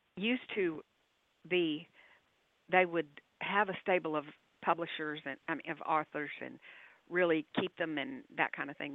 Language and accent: English; Texas, United States; I'm a Texan